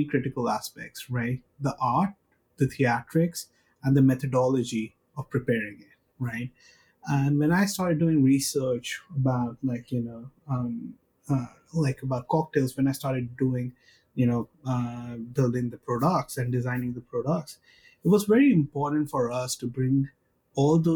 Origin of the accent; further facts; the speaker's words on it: India; I come from India.